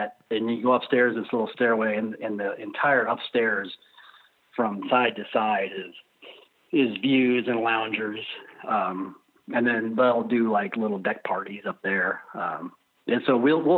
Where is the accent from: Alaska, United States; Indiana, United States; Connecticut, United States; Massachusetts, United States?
Indiana, United States; I'm from Indiana.